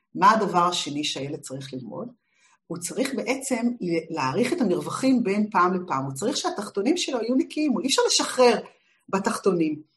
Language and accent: Hebrew; Israel; שגדלתי בשנות השישים בישראל